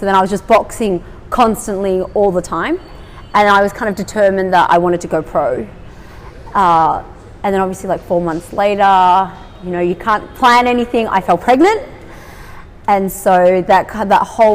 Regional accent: Australia; I was born in Australia. Both my parents are Vietnamese immigrants

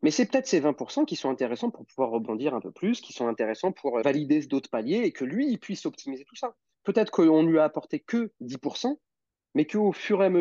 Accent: Lyon, Auvergne-Rhône-Alpes, France; Et moi, j'ai grandi euh, bah, à Lyon.

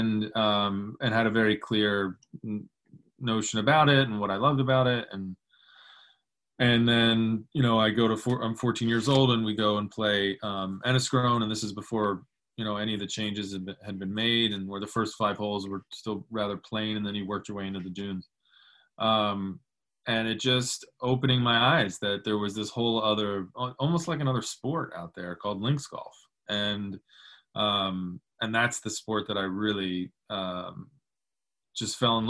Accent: United States; as an American

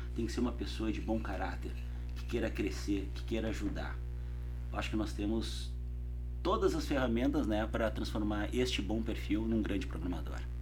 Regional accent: South Region, Brazil; moved away as an adult; also born or lived in São Paulo; eu saí do Sul, eu ia assumir a área de qualidade da GM

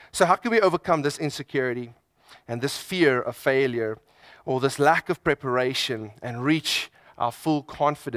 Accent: South Africa; I'm South African

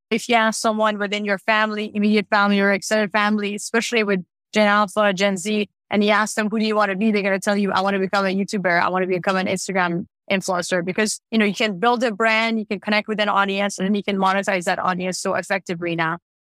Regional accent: Tehran, Tehran Province, Iran; now in Canada; I grew up in Tehran in Iran

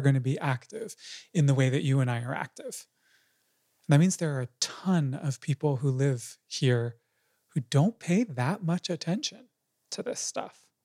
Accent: United States; I'm an American too

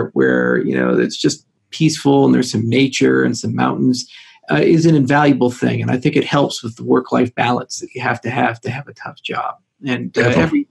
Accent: Colorado, United States; born or raised there; also born or lived in Makawao, Maui, Hawaii

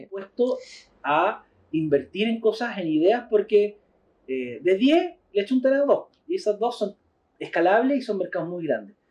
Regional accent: Concepción, Biobío, Chile; Somos de Concepción y vamos mucho a Pucón

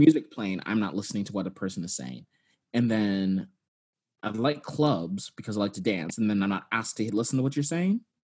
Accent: Texas, United States; I'm from Texas and did not have sex ed

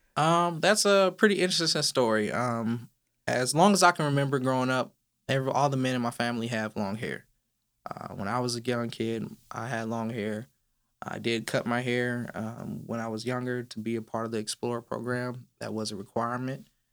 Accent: Inland Empire, California, United States; moved away as an adult; now in Dallas, United States; I was raised in California

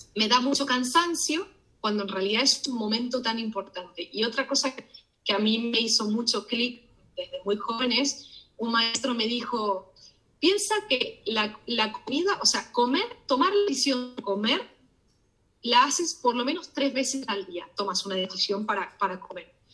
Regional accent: Argentina; moved away; paisanos míos

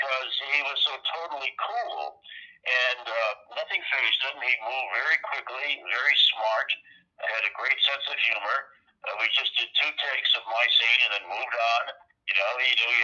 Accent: Windsor, Connecticut, United States; moved away as an adult; now in New York, United States; my hometown of Windsor, Connecticut

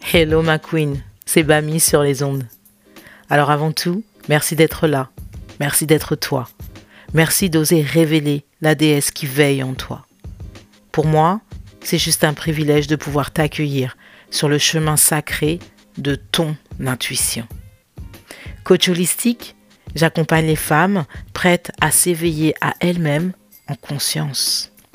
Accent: France; moved away as an adult; now in United States; Et moi, je le vis aux États-Unis. Ça fait cinq ans que j'ai quitté la France

